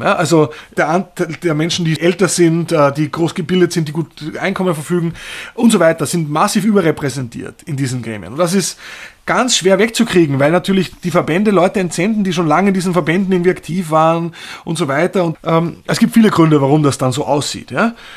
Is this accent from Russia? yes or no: no; Austria; moved away as an adult; also born or lived in Berlin; da komme ich vielleicht dann doch aus Österreich